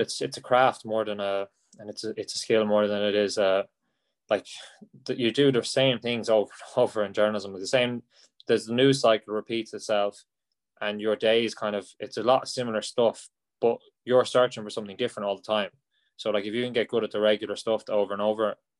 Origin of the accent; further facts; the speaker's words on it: County Roscommon, Ireland; also born or lived in England; I'm a big hurling fan from Roscommon, so there's not as much hurling. I wouldn't have been growing up around it